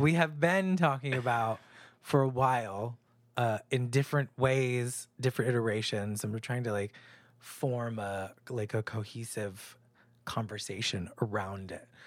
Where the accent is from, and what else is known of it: New Hampshire, United States; born or raised there; moved away; also born or lived in New York